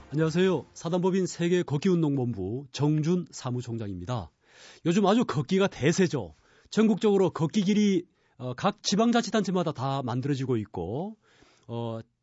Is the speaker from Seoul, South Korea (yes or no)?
no; Busan, South Korea; moved away; 저는 고향이 부산입니다